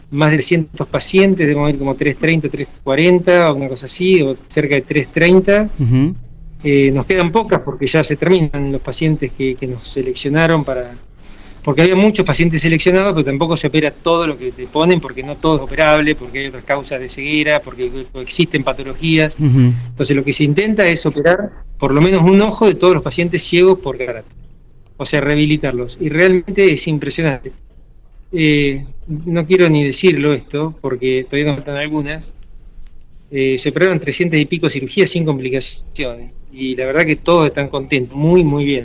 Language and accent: Spanish; Argentina; now in Ghana; Y somos cinco personas de Argentina que vinimos a, a esto a través de una fundación que está en Barcelona